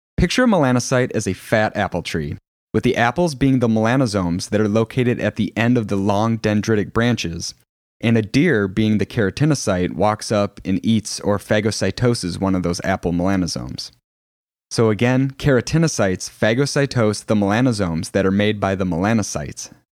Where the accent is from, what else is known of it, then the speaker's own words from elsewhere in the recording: Plainview, Minnesota, United States; also born or lived in La Crosse, Wisconsin / Des Moines, Iowa / South Miami, Florida / Jacksonville, Florida; I'm from Plainview, Minnesota. It's a small town outside of Rochester